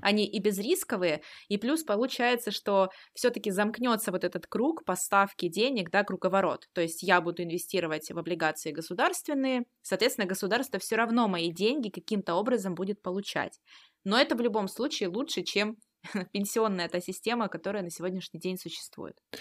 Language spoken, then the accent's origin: Russian; Russia; мы с вами родились в России и живем здесь